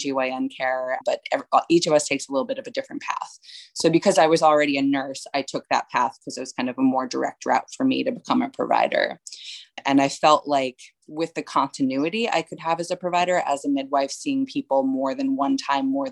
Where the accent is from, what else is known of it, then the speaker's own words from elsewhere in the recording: New York, United States; moved away as an adult; also born or lived in Baltimore; I am originally from New York and I moved down to Baltimore for college